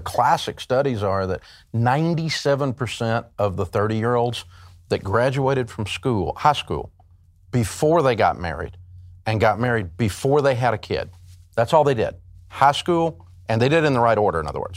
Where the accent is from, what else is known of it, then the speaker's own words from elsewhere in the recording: Tennessee, United States; I grew up in Tennessee and, uh, we're a hillbilly culture